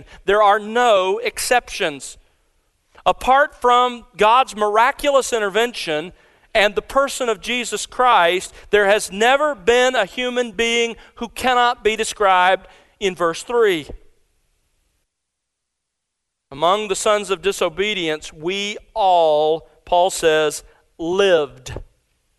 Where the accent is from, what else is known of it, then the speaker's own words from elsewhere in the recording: Mobile, Alabama, United States; I grew up in South Alabama